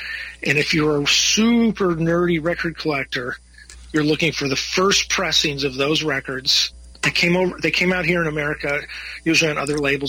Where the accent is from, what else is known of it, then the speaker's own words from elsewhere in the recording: Rochester and Buffalo, New York, United States; I grew up around Rochester in Buffalo, New York.